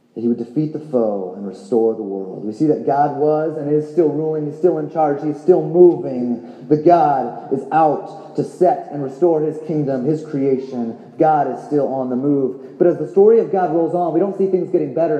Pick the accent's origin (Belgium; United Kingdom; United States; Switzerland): United States; California; now in Tucson, United States; we're both actually from California originally